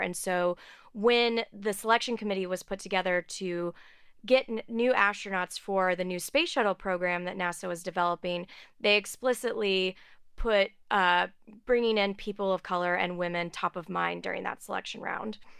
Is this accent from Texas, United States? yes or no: yes; outside of Houston, Texas, United States; I grew up outside of Houston